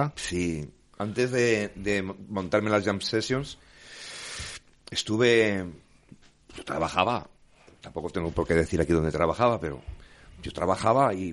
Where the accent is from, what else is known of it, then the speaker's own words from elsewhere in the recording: Grado, Spain; con gente de mi, de mi pueblo, del grado